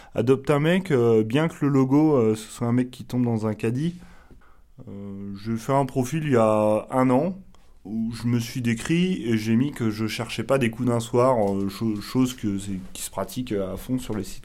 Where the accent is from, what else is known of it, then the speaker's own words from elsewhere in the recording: Pays de la Loire, France; now in Paris, France; je viens euh, des Pays de la Loire, maintenant je travaille à Paris